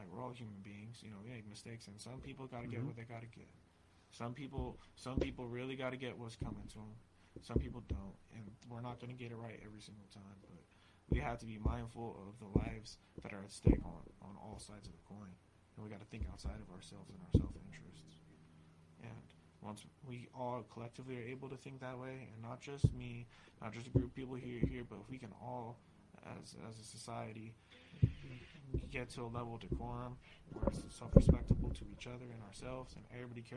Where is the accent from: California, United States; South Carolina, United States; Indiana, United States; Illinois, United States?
California, United States; Oceanside; born or raised there; moved away as an adult; also born or lived in Long Beach, California; now in San Diego, United States